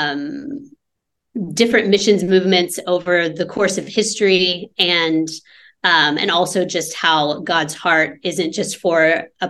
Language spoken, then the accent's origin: English; United States; moved away as an adult; now in Lebanon; I am currently in Lebanon, and I am from the States